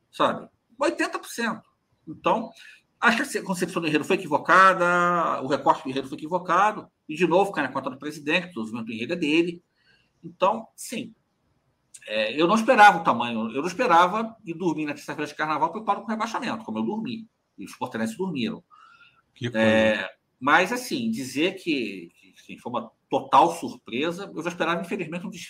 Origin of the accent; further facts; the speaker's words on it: Rio de Janeiro, Brazil; eu, nasci ficando em Cascadura, que é a última estação do trem antes de Madureira.